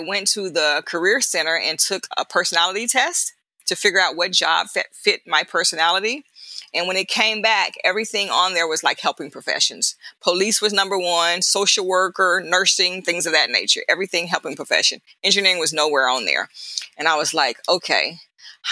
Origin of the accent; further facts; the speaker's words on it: Dallas-Fort Worth area, Texas, United States; I grew up in the Dallas-Fort Worth area, Texas